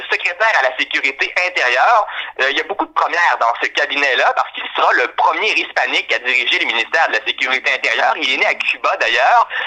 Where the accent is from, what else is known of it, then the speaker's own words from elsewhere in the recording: Canada; en tant que Canadien